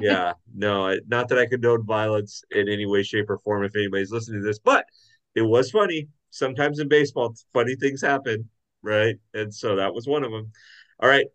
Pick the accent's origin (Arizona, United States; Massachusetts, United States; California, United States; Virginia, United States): California, United States; Orange County; I grew up in Orange County, which is Angels territory